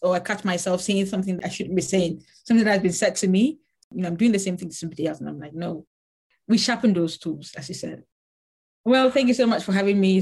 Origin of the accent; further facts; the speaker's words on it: Cameroon; first language Lamso; English is a second language; now in Manchester, United Kingdom; I'm from Cameroon.